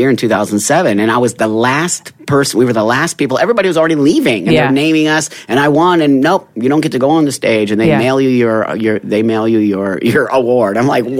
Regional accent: Los Angeles, California, United States; I'm 55. So back in the 60s and 70s when I was growing up in the Valley, San Fernando Valley

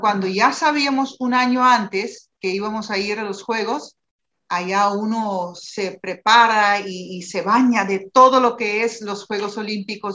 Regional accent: Aruba

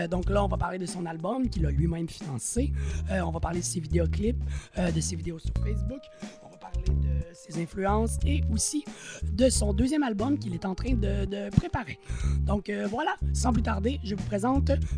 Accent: Joliette, Quebec, Canada; Euh, Joliette.

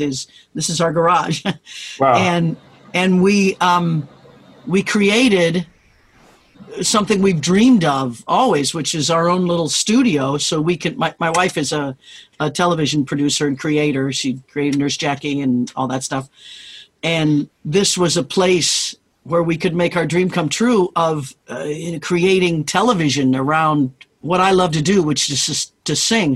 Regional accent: Kansas, United States; moved away as an adult; I grew up in Kansas

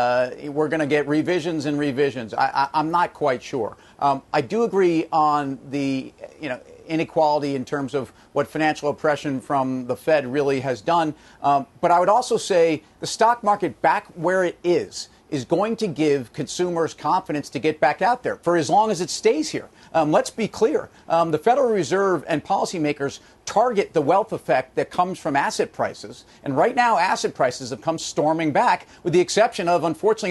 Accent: United States; as an American

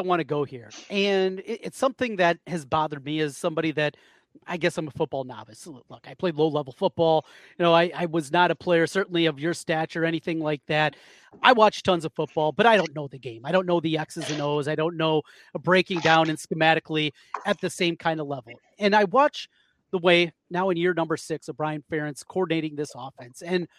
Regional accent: Iowa, United States; I'm from North Iowa, tons of Vikings fans around.

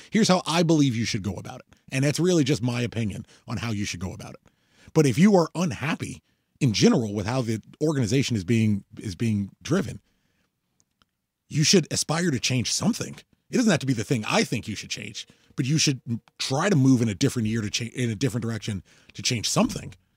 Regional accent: United States; I'm an American

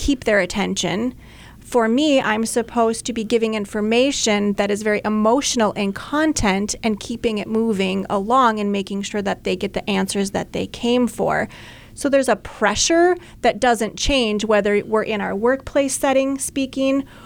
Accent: Minneapolis, Minnesota, United States; now in Brainerd, United States; I'm from Minneapolis, and we have a lot of clubs there.

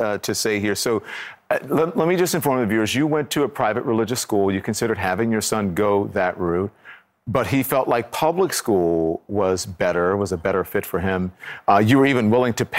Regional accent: the South, United States; I'm from the South.

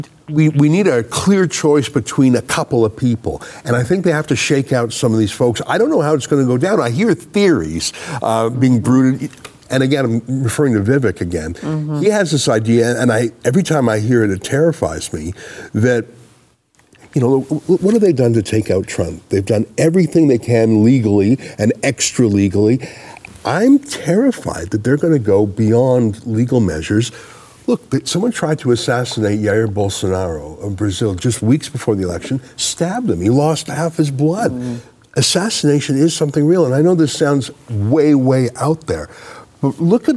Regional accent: Canada; I'm a Canadian

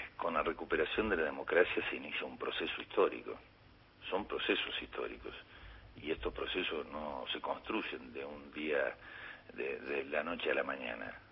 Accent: Patagonia, Argentina; yo también soy patagónico

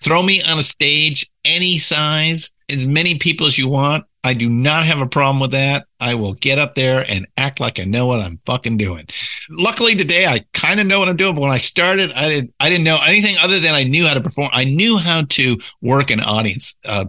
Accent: California, United States; I was born and raised in Southern California. So, you know, entertainment capital of the world

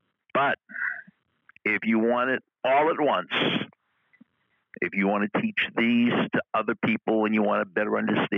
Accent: Boston, Massachusetts, United States; accent: Boston; "I grew up in Boston." I'm losing my accent, but she detected my accent.

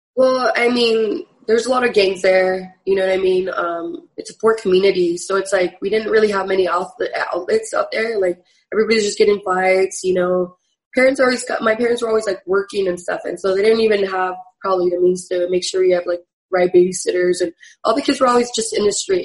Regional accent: San Jose, California, United States; also born or lived in Sacramento; I was born and raised in San Jose

